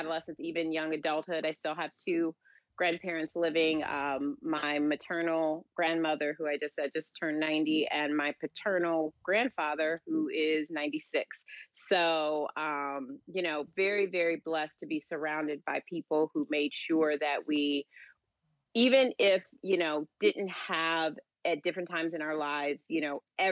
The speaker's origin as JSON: {"language": "English", "town": "St. Louis", "region": "Missouri", "country": "United States", "tie": "born or raised there", "moved": "yes", "said": "being born and raised in St. Louis"}